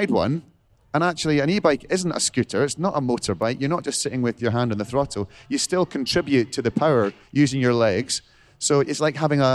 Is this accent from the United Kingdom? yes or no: yes; Scotland, United Kingdom; I'm a Scot